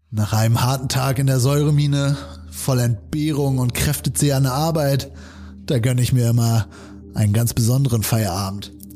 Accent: Germany; moved away; gar nicht so weit weg von da, wo ich aufgewachsen bin, aber doch noch mal auf der anderen Seite quasi des, also auf, äh, im großen Umkreis der anderen Seite des Jadebusens

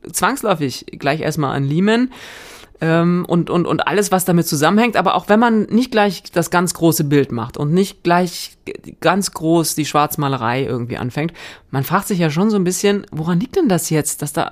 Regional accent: Northern Germany, Germany; ich komme ja eher aus Norddeutschland, ne? deswegen versuche ich mich gar nicht an, diesen, äh, an dieser rheinischen Mundart

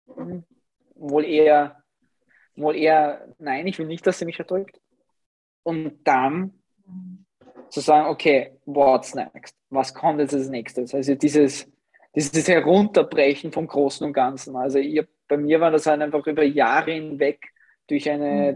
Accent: Upper Austria, Austria; moved away; ich komme ursprünglich aus Oberösterreich

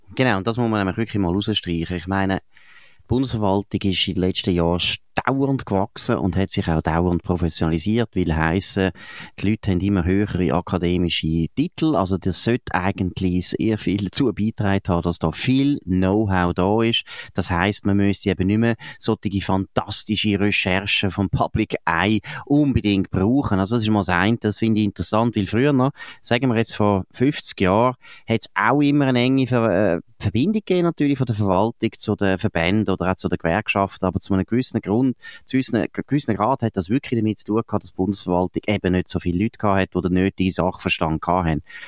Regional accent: Baden area, Aargau, Switzerland; moved away; also born or lived in St. Gallen; Ich bin im Raum Baden aufgewachsen

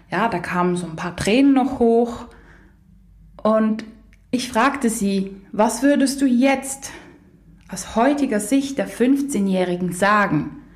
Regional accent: Germany; born there; first language pl; German is a second language; also born or lived in Poland; Ich bin zwar hier geboren, aber ähm, meine Eltern sprechen beide Polnisch. Meine erste Sprache war Polnisch. Und ich war auch als Kind sehr lange in Polen.

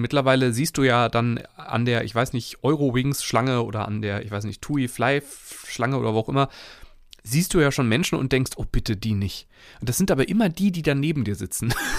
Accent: Germany; so erwarten wir es als Deutsche ja auch

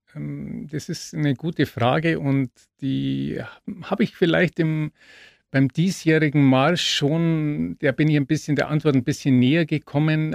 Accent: Augsburg, Bavaria, Germany; bis nach Augsburg in meine Heimat

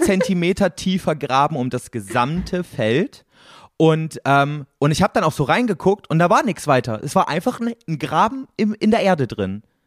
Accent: East Germany, Germany; Ich komme aus Ostdeutschland, da gab es keine Wurfzelte

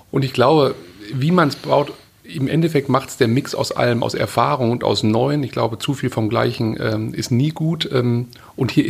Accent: Witten, North Rhine-Westphalia, Germany; Ich komme aus Witten im Ruhrgebiet sozusagen hier, Köln gleich um die Ecke.

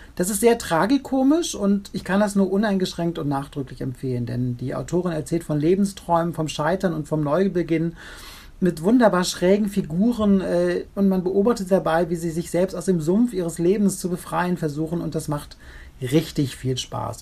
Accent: Rhineland, Germany; accent: Rheinisch; ich komme ja aus dem Rheinland. Ich hätte jetzt etwas Rheinisch sprechen können

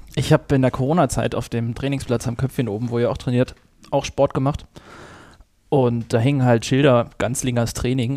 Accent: Schleswig-Holstein, Germany; moved away; ich komme eigentlich aus Schleswig-Holstein oben. Dort bin ich aufgewachsen

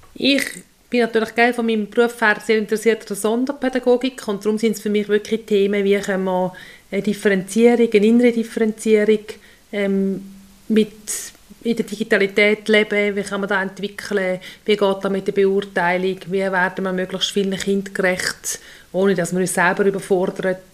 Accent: Untertoggenburg, St. Gallen, Switzerland; also born or lived in Solothurn / Appenzellerland; bin ich hier im Untertoggenburg aufgewachsen mit drei Brüdern

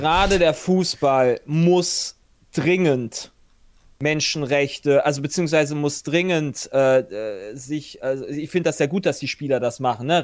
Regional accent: Germany; also born or lived in Hungary; als Deutscher

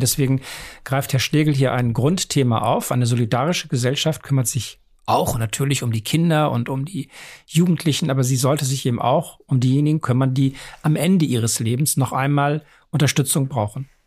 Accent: Bremen, Germany; now in Hamburg, Germany; Ich bin zwar in Bremen geboren, aber ja nach äh, einigen Jahren dann weggezogen.

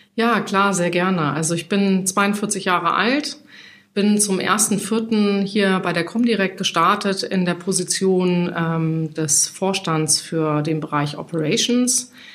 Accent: Hesse, Germany; born or raised there; moved away as an adult; now in Hamburg, Germany

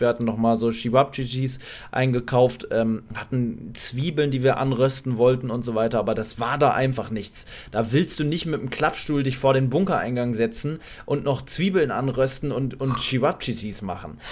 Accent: Poland; bei uns in Polen

